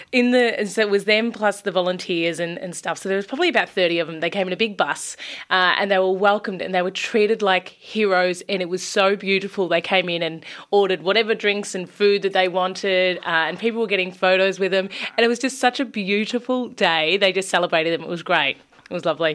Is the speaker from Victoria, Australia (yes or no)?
yes; Bacchus Marsh, Victoria, Australia; I'm from also from Bacchus Marsh